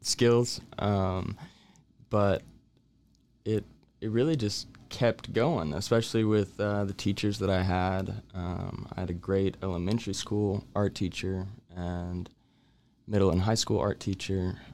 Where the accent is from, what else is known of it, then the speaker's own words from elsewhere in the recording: Waco, Texas, United States; born and raised in Waco